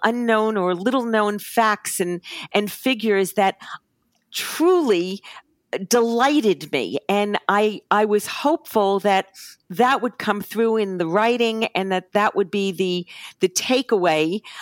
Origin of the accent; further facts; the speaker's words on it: New York City, New York, United States; as a New Yorker